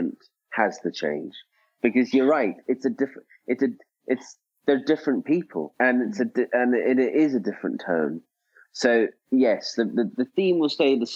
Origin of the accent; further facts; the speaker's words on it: Scotland, United Kingdom; I am Scottish